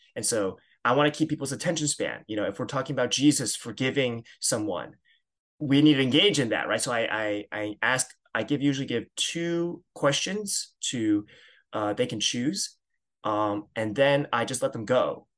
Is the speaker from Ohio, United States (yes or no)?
no; suburbs of New York, United States; I grew up in the Chinese church, uh, at a Christian Missionary Alliance church, uh, in the suburbs of New York.